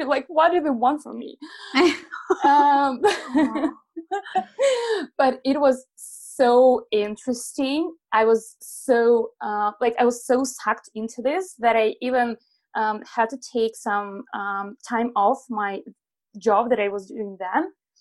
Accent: Belarus; I'm originally from Belarus. I was born in a small village

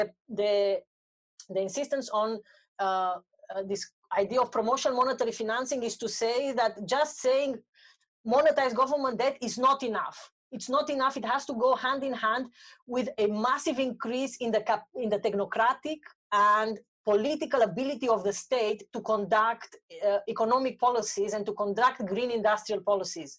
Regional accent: Romania; I'm from Romania

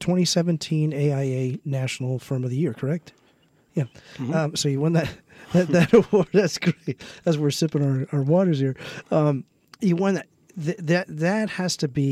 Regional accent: San Mateo, California, United States; we're both from San Mateo

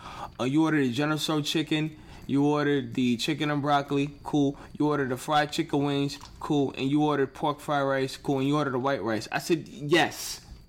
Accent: New York, United States; now in Connecticut, United States; When I came from New York and I went to Connecticut, I was like, oh, I'm in Connecticut.

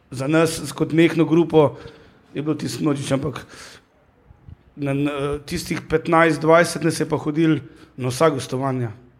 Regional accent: Hrastnik, Slovenia; sem iz Hrasnika, tega ni bilo nekih prevozov

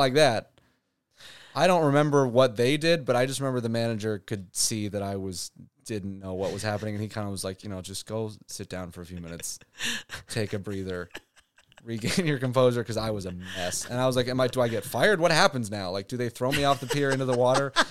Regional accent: Santa Barbara, California, United States; moved away as an adult; now in Los Angeles, United States; growing up in Santa Barbara

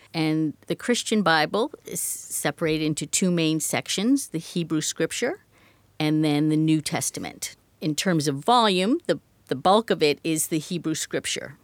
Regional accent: Medford, Massachusetts, United States; also born or lived in New York / Washington, D.C. / Westford, Massachusetts / Leicester, Massachusetts; now in Franklin, United States; I grew up in Medford, and for most of my life, I've been a Massachusetts person

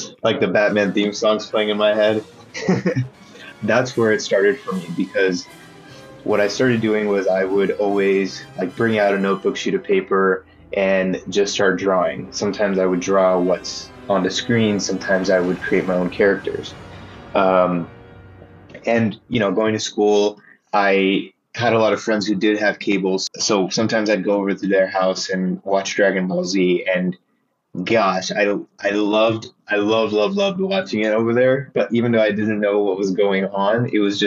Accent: Texas, United States; moved away as an adult; also born or lived in Philadelphia; now in New York City, United States; I was born in Texas

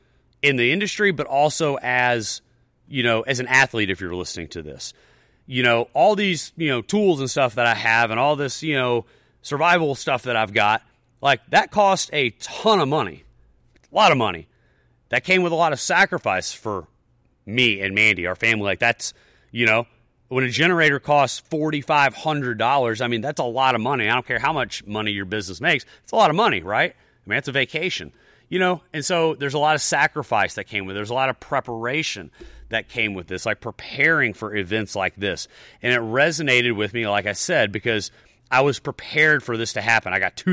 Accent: the South, United States; You know, I'm a Southerner, whatever.

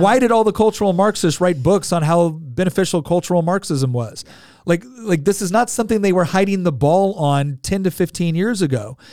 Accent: California, United States; moved away; I'm originally from California

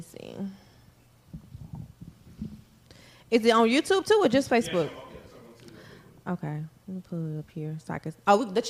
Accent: Mississippi, United States; we're from Mississippi.

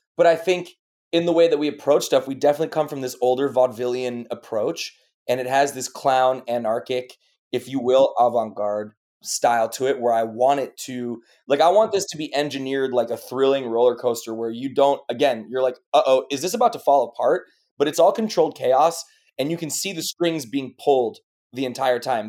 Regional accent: Chicago, Illinois, United States; moved away as an adult; also born or lived in New York / Los Angeles / France / London; I was born in New York, and then I grew up in Chicago

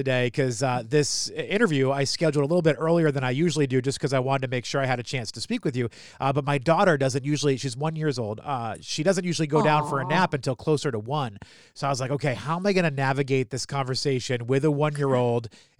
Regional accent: New Hampshire, United States; I grew up in New Hampshire.

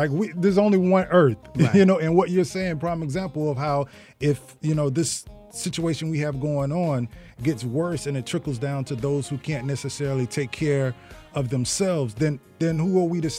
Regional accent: the South, United States; moved away; also born or lived in Norfolk, Virginia; I'm a country boy, I'm from the South.

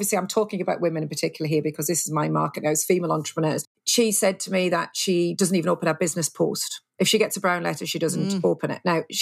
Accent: United Kingdom; we're very British

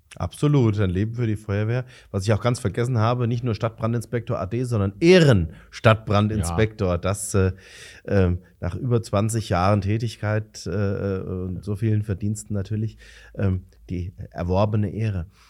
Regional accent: Romrod, Hesse, Germany; wie ich, gebürtig aus Romrod

